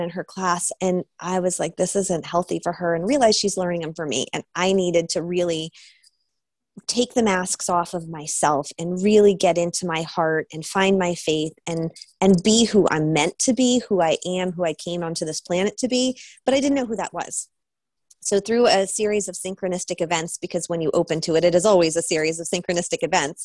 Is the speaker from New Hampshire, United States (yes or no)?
yes; New Hampshire, United States; now in Topanga, United States; I grew up in New Hampshire